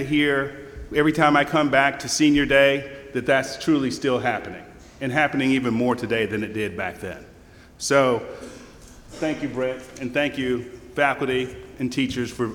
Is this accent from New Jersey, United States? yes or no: no; Rome, Georgia, United States; I grew up in North Rome and a little bitty house.